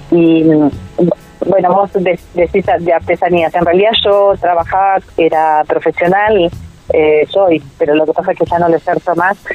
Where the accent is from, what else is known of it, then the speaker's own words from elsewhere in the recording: Tigre, Buenos Aires Province, Argentina; moved away as an adult; now in Bariloche, Argentina; yo nací en Tigre, en Buenos Aires, hermoso, hermoso, en, aquella época. Nací en el año 59, así que era un paraíso el Tigre.